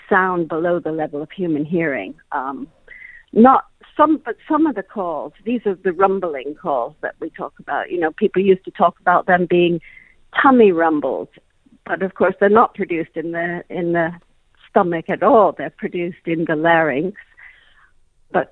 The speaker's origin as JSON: {"language": "English", "country": "Kenya", "tie": "born or raised there", "also_born_or_lived": "Malawi", "said": "I grew up in Kenya, and actually spent some years in Malawi as a child."}